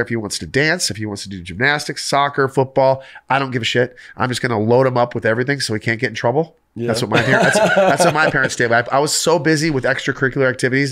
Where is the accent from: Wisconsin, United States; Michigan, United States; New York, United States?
Michigan, United States; I grew up in Michigan